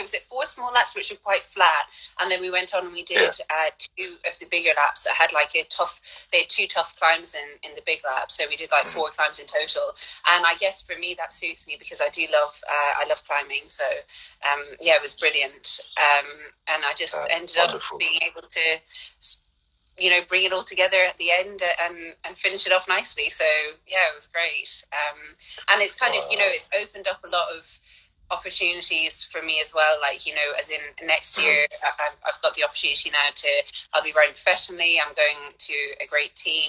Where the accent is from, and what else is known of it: Ireland; moved away as an adult; also born or lived in London / Mallorca